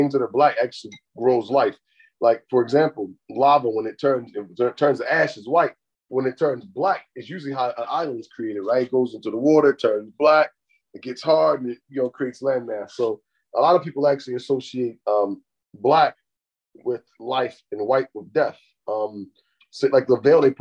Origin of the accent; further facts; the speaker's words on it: United States; also born or lived in West Side; I'm brown skin and I'm American